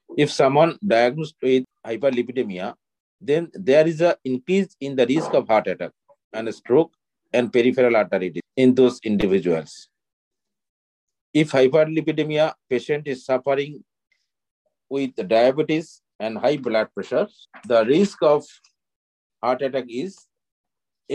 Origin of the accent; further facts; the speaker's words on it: Kolkata, West Bengal, India; I am from Kolkata